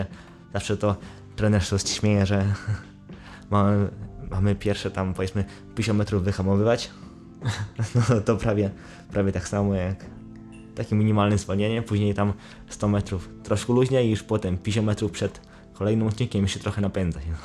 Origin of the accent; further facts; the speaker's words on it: Brzeg, Opole Voivodeship, Poland; Pochodzę z brzegu, województwie opolskim